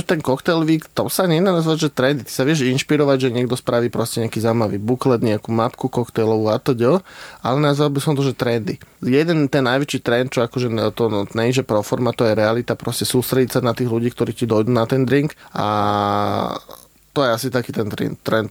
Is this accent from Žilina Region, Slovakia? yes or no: no; Trnava, Trnava Region, Slovakia; ja som sám z Trnavy